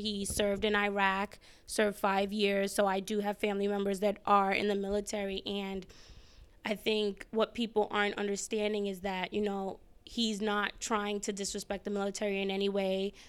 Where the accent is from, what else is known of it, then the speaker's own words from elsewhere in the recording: New York City, New York, United States; moved away as an adult; also born or lived in Ghana (family ancestry); now in Washington, D.C., United States; I am from the Bronx